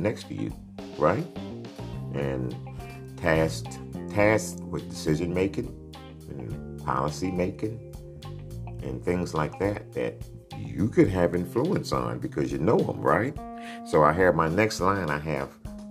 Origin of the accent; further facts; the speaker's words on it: Dickinson, Texas, United States; also born or lived in Sugar Land, Texas; I grew up in on Sunset in Moore's Edition, where it turns from black to not all black, integrated